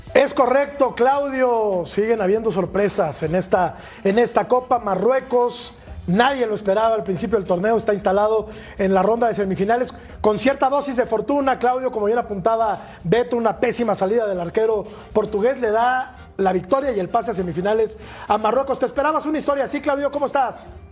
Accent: Mexico City, Mexico; soy mexicano

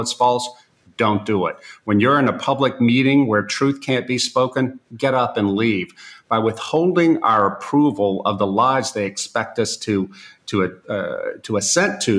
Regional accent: United States; moved away as an adult; now in Eastern Europe; living now in Eastern Europe as an American

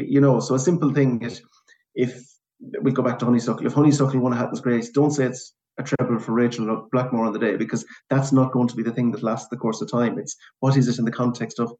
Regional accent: Sligo, Connacht, Ireland; I'm from Sligo originally

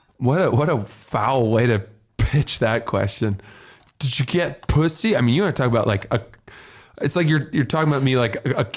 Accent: Freeport, Maine, United States; born or raised there; now in New York City, United States

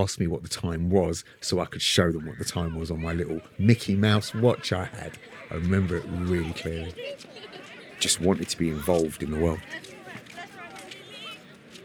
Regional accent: London, United Kingdom; So I was born and raised in Brixton, near the front line, the centre of the uprisings in 1981

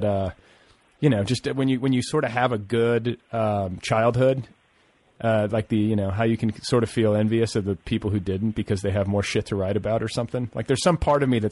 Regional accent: Indiana, United States; moved away; also born or lived in Boulder, Colorado; growing up in Indiana

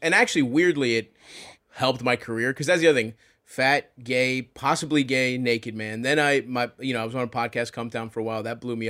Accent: Baltimore, Maryland, United States; I grew up in Baltimore.

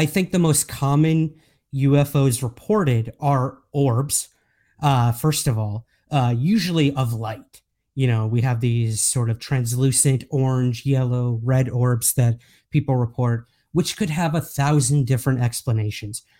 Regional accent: United States; accent: American; moved away as an adult; now in Scotland, United Kingdom; as you can tell by my accent, I am American. However, I do live in the U K now.

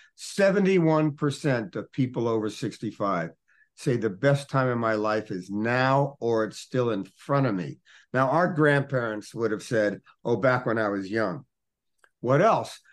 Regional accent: Newark, New Jersey, United States; When I was a little boy, I grew up in Newark, New Jersey

